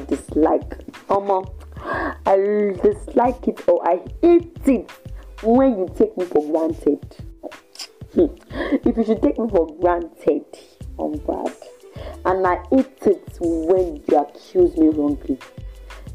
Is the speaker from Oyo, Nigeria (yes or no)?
yes; Ibadan, Oyo, Nigeria; also born or lived in Ondo State; born and bred in Ibadan from Ondo State